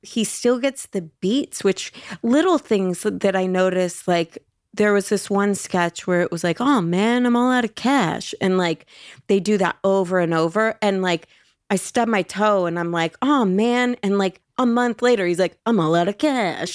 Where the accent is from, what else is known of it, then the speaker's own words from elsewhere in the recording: Los Angeles, California, United States; in Los Angeles